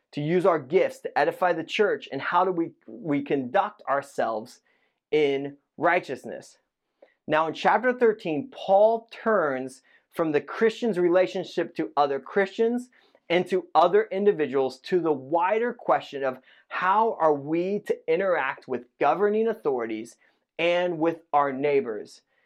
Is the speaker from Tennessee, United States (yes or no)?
no; Indiana, United States; moved away; I grew up in Indiana